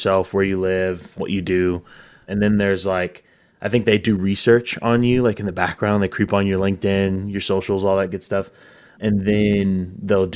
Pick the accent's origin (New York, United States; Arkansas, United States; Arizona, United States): Arkansas, United States; Northwest; moved away; also born or lived in Texas; I grew up in Northwest Arkansas, so I wanted to come back home